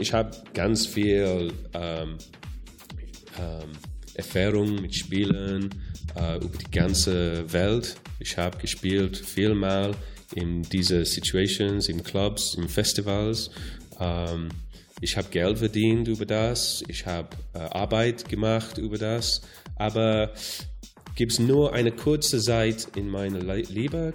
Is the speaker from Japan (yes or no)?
no; Wales, United Kingdom; German is a second language; moved away; ich komme aus Wales